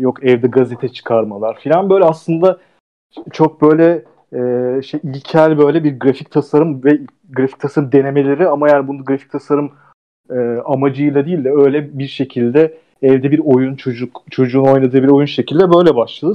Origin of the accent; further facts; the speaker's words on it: Ankara, Turkey; moved away as an adult; now in Istanbul, Turkey; İstanbul'a geldim filan, ben Ankaralılıyım